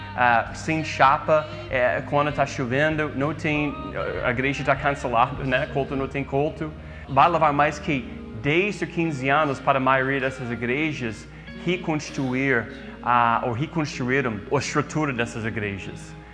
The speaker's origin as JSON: {"language": "Portuguese", "country": "United States", "second_language": "Portuguese", "moved": "yes", "said": "eu sei que eu sou americano"}